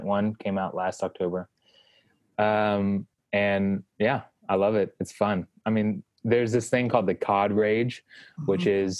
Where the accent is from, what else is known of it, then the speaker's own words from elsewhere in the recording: Texas, United States; moved away as an adult; now in New York City, United States; Born and raised in Texas, but I've been in New York City since 2013